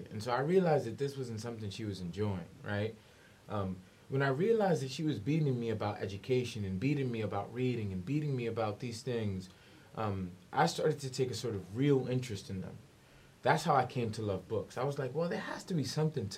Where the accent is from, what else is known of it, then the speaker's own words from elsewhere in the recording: New York City, New York, United States; I'm from the South Bronx